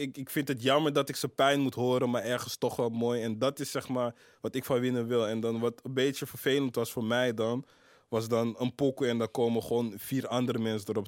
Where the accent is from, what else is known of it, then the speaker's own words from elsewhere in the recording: Amsterdam, North Holland, Netherlands; 1104 eh, is Kreiners, waar ik ben opgegroeid. 1075 is uh, Zuid, waar ik verder ben opgegroeid